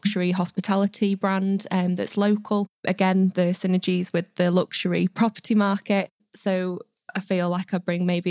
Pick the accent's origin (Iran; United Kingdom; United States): United Kingdom; Windermere, North West England; I'm local from Windermere